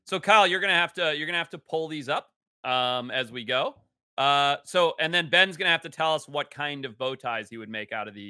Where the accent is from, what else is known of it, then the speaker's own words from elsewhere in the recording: Zimbabwe; my home country of Zimbabwe